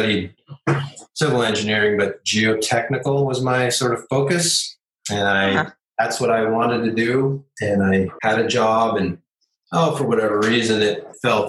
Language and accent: English; Portland, Oregon, United States; now in Phoenix, United States; I grew up in Portland, Oregon